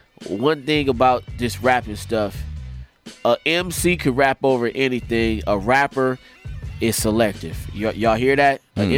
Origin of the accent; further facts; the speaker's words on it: Leimert Park, California, United States; I'm from LeMert